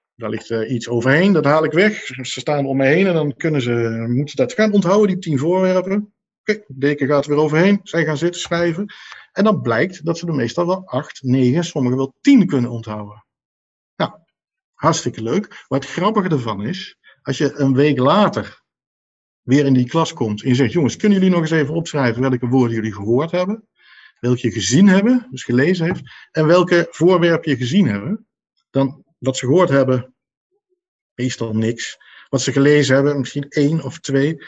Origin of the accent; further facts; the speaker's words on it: Nijmegen, Gelderland, Netherlands; ik kom uit Nijmegen